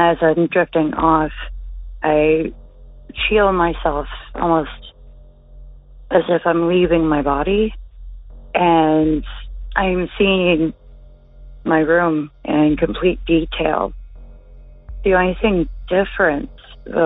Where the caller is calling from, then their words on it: Ontario, Canada; I'm calling from Ontario, Canada.